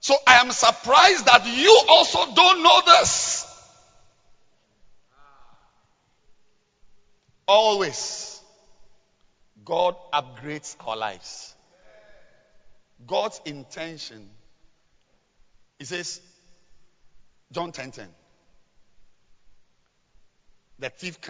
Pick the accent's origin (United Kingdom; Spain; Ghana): Ghana; we are all Ghanaians